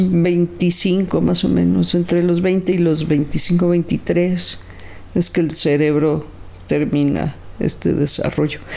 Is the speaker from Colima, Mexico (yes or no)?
no; Mexico City, Mexico; los que crecimos en Lindavista